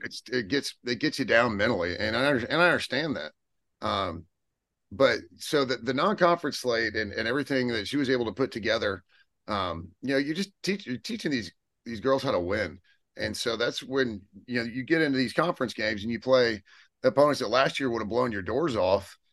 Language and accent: English; Odessa, Texas, United States; I'm from Odessa